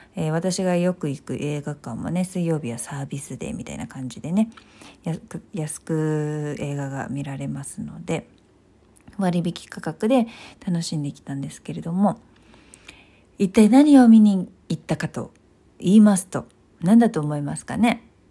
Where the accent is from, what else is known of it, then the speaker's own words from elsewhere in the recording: Tokyo, Japan; 東京出身で東京生まれ東京育ちですので